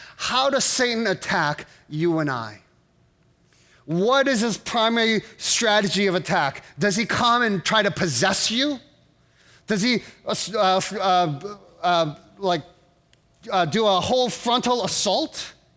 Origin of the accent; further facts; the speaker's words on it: East Coast, United States; moved away; I'm from the East Coast